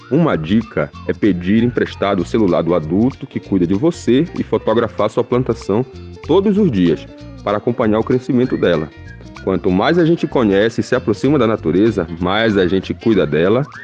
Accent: Amazon, Pará, Brazil; Eu venho lá da Amazônia, do estado do Pará. Lá na minha comunidade eu trabalho com a terra

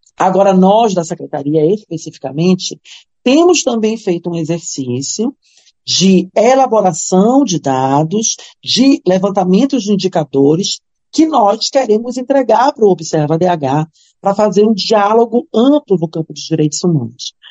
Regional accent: Belém, Pará, Brazil; eu sou de Belém, a minha família é de Cametá

